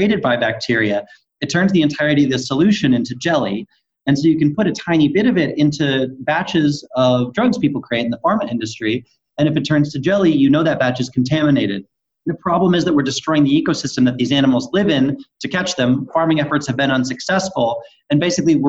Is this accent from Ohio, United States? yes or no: no; Salem, Massachusetts, United States; moved away as an adult; also born or lived in New York; now in California, United States; I grew up on the North Shore of Boston in the town called Salem, the one with the witch trials